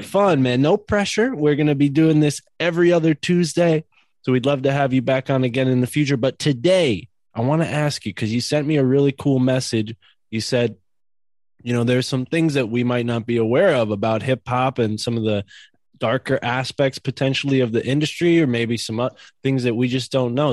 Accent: East Coast, United States; I grew up on the East Coast

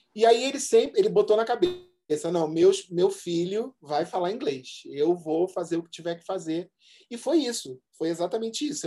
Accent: Rio de Janeiro, Brazil; moved away as an adult; now in São Paulo, Brazil; Minha vida foi toda, assim, Zona Norte na veia

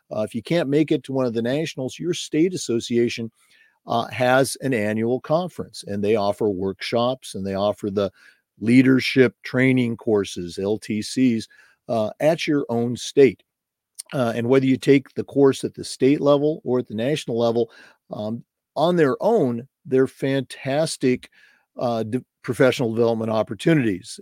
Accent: Oregon, United States; moved away as an adult; also born or lived in Missouri / Vermont / North Florida / San Jose, California; now in Florida, United States; I was born and raised in Oregon, started my career there

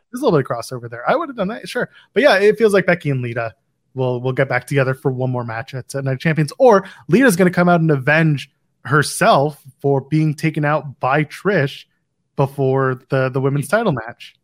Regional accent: Canada; Canadian. We're not British.

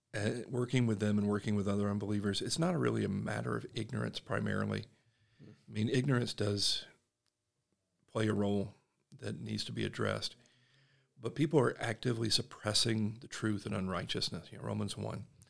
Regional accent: Statesboro, Georgia, United States; accent: Southern; moved away as an adult; now in Utah, United States; I grew up in the heart of the Bible Belt. I'm from Statesboro, Georgia, a small town.

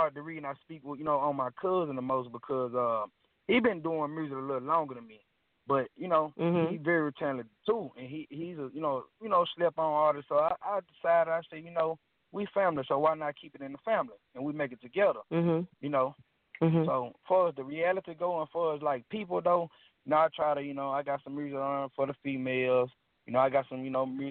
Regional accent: Mississippi, United States; I was born and raised in Mississippi

